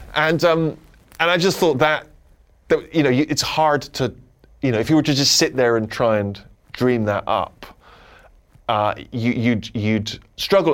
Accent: Southern England, United Kingdom; accent: working class Southern English; I have a very regional, parochial accent, which if you were from England, you'd identify as being quite a working class Southern English accent

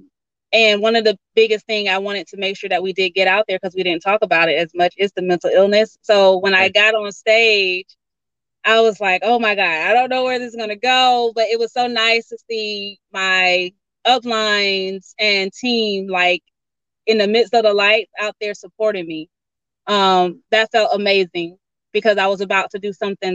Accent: Georgia, United States; I'm from Georgia, so grew up in a little small town

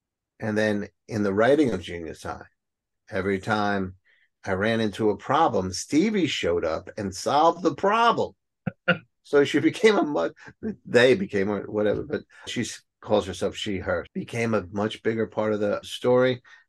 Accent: Bronx, New York, United States; accent: Bronx; My Bronx accent's coming out.

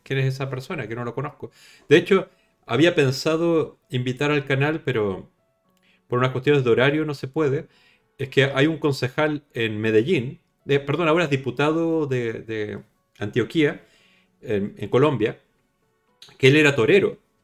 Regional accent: Chile; yo soy chileno

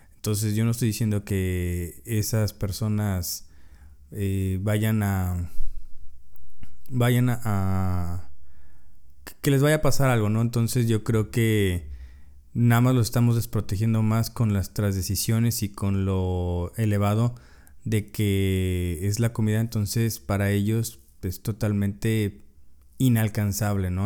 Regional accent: Mexico; muchos de nosotros como mexicanos

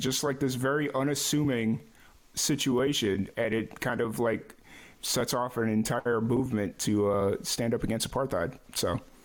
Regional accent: Chicago, Illinois, United States; moved away; I grew up in Chicago

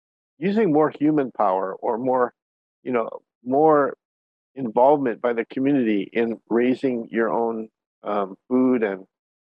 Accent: Hawaii, United States; I grew up here in Hawaii too.

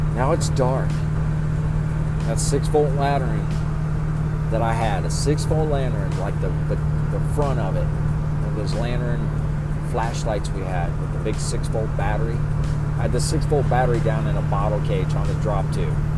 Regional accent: Cherry Grove, Ohio, United States; But I'm actually from 18, 20 miles east of Cincinnati. I grew up in a town called Cherry Grove.

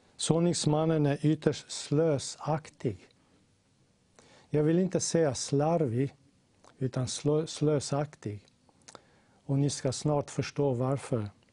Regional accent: Slovenia; jag kommer från Slovenien

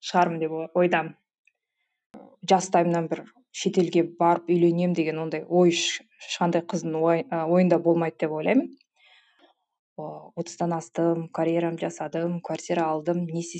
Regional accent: Jambyl Region, Kazakhstan; moved away as an adult; now in Austria; ыыы өзім жамбыл облысының тумасымын осы төрт жылдай болды австрия елінде тұрып жатырмын деген венаның қасындағы кішкентай қалашықта

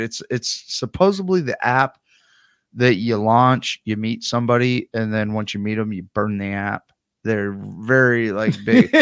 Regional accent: United States; I'm American

